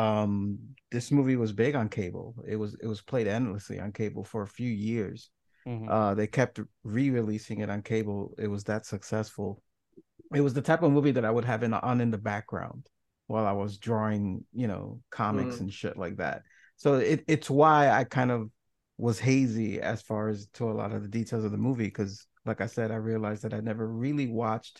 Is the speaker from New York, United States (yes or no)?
yes; New York City, New York, United States; I grew up in New York City